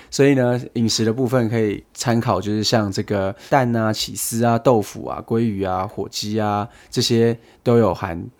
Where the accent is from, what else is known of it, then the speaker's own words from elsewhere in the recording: Taiwan; moved away; 讲的中文跟我们台湾人比较像一点的